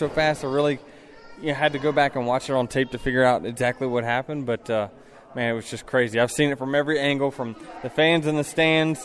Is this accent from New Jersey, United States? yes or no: no; Virginia, United States; now in Charlotte, United States; I grew up in Virginia